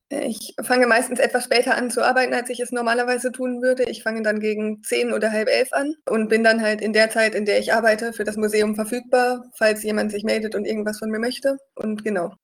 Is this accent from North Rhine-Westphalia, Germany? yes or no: yes; North Rhine-Westphalia, Germany; moved away as an adult; also born or lived in Eichsfeld; Ich komme ursprünglich aus NRW